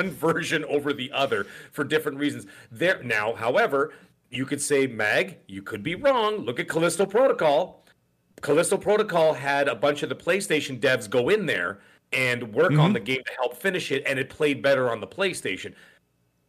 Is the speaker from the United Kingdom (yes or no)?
no; Canada; I'm Canadian